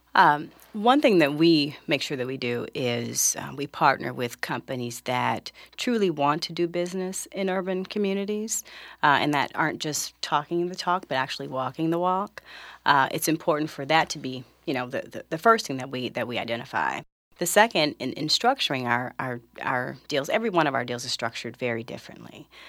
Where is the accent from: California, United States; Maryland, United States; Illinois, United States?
California, United States; Los Angeles; I grew up in South Central Los Angeles, maybe ten minutes away from where the theater is open today